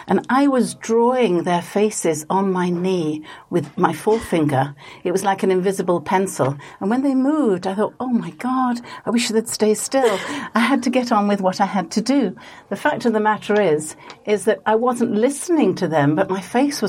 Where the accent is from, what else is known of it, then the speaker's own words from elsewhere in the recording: Leeds, Yorkshire and the Humber, United Kingdom; I was brought up in Leeds